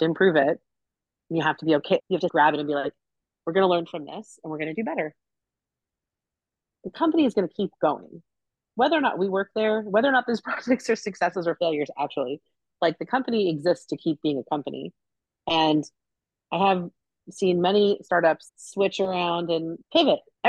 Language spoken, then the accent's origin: English; Long Island, New York, United States; moved away as an adult; now in Pacific Northwest, United States; I grew up in New York. I grew up on Long Island